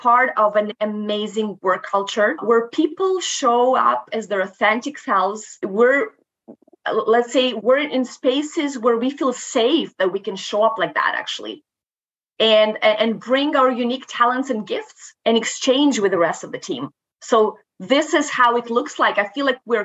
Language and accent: English; Moldova; first language Romanian; English is a second language; moved away as an adult; now in Canada; I'm originally from Moldova. I actually moved to Canada back in 2010.